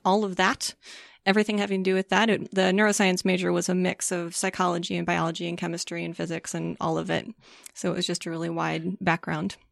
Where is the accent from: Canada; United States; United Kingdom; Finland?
United States; St. Louis, Missouri; moved away; also born or lived in Colorado Springs, Colorado; I grew up in Saint Louis, Missouri